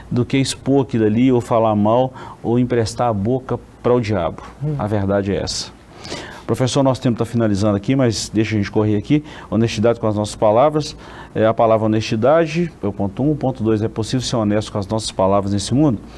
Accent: Caratinga, Minas Gerais, Brazil; eu cresci numa congregação aqui nossa em Caratinga, convivi muitos anos com a saudosa irmã Desíria

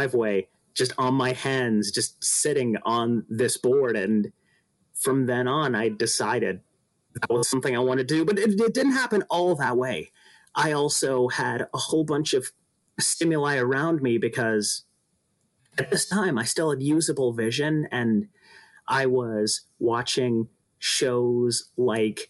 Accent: Los Angeles, California, United States; I am from Los Angeles, California

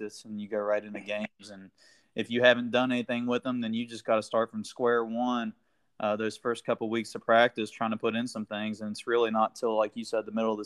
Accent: Ripley, West Virginia, United States; growing up in Ripley, it's a small town

